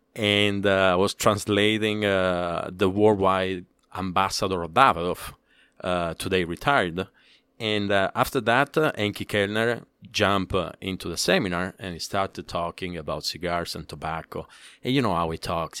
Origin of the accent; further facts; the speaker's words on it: Palermo, Sicily, Italy; English is a second language; moved away as an adult; also born or lived in Dominican Republic; now in United States; I'm from Sicily, born and raised in Palermo.